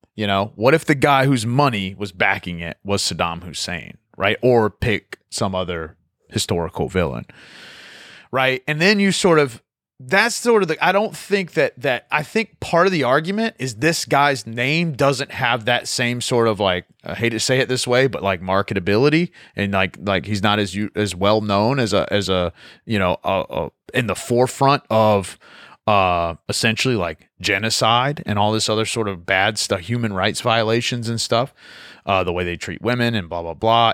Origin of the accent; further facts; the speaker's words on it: Virginia, United States; I grew up in Virginia